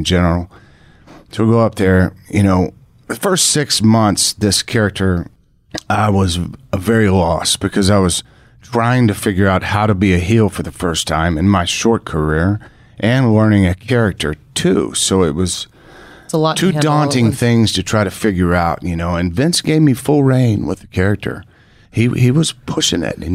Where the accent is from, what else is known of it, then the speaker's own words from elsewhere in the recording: Texas, United States; I'm from Texas. I was raised kind of in the country and things like that. So I'm a country boy.